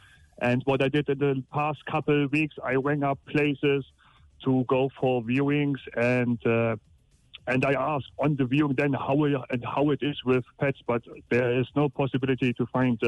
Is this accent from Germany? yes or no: yes; Germany; moved away as an adult; now in Cork, Ireland; I'm from Germany.